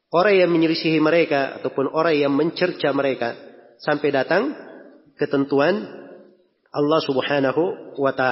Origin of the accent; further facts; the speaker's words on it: Makassar, South Sulawesi, Indonesia; Kalau kita orang Makassar di sini dibilang Al-Makassari pakai I di belakangnya artinya orang Makassar.